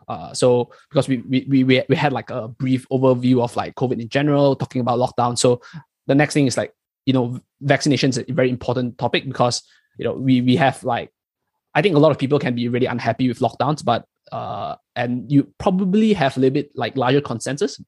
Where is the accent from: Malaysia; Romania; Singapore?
Malaysia; moved away as an adult; now in New Zealand; I'm from Malaysia, so I'm in. I mean, Chong and I were both from Malaysia, but I came here uh, much later to, to New Zealand to do my PhD